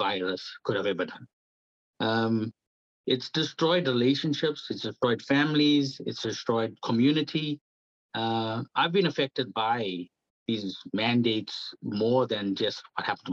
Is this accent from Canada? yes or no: no; South Africa; moved away as an adult; now in New Zealand; I'm from South Africa. I was born at a time where it was apartheid government